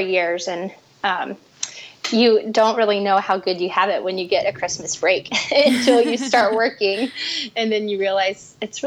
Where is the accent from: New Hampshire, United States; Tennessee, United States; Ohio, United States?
Tennessee, United States; Chattanooga; moved away as an adult; also born or lived in Wheaton, Illinois / Pennsylvania / Charlottesville, Virginia; now in Atlanta, United States; I'm originally from Chattanooga, Tennessee, and spent about 10 years outside of the South after high school.